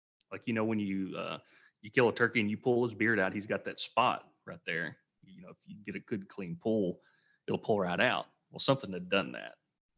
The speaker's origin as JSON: {"language": "English", "region": "Tennessee", "country": "United States", "tie": "born or raised there", "said": "Yeah, I am from Tennessee, grew up there."}